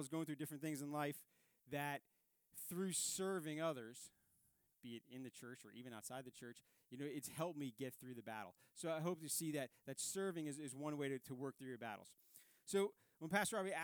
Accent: New York City, New York, United States; moved away; I grew up in Staten Island, New York.

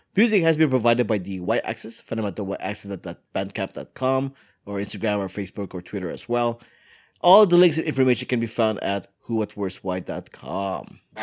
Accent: United States; I am American

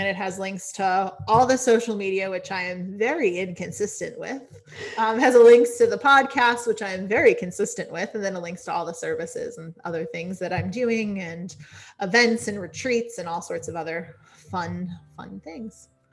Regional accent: Connecticut, United States; also born or lived in California / Washington, D.C. / North Carolina; now in Maine, United States; technically I was born in California but like a lot of my upbringing was Connecticut

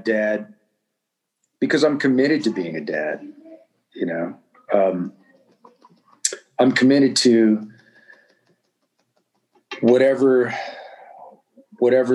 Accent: Southern California, United States; I come from Southern California and I mean, you know, in the neighborhood and in the culture I grew up in, I mean, you were learning the word rad from the age of seven.

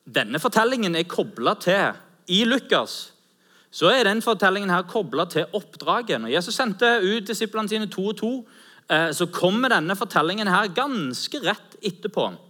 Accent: Norway; Vi er jo nordmenn

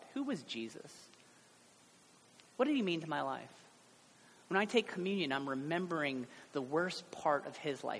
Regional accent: Cincinnati, Ohio, United States; I guess I'm from Ohio, but really I'm from Cincinnati

